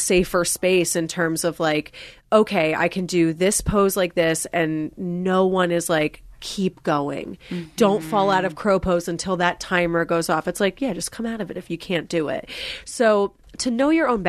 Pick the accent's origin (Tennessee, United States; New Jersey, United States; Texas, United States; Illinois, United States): New Jersey, United States; moved away; I'm from New Jersey and I recently went home like in over the summer